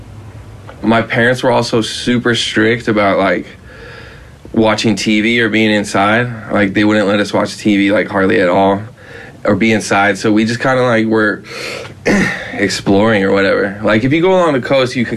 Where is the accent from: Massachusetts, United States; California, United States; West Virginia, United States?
California, United States; Rancho Palos Verdes; also born or lived in San Pedro; We grew up in Rancho Palos Verdes in, like, the landslide area, like, along the coast